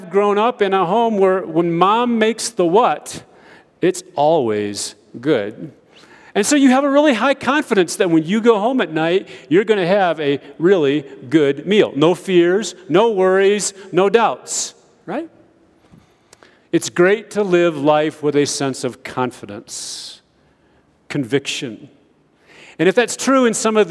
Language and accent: English; United States; moved away as an adult; now in Ethiopia; growing up in America